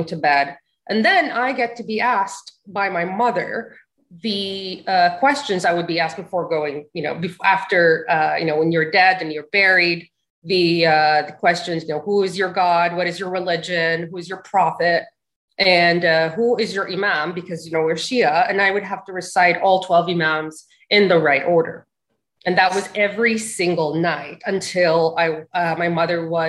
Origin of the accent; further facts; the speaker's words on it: Dhahran, Eastern Province, Saudi Arabia; moved away as an adult; also born or lived in Al-Hasa; now in United States; I'm originally, you know, from the Eastern province, Al-Hasa. And I didn't really grow up in Al-Hasa because both my parents worked in Dhahran. So I grew up there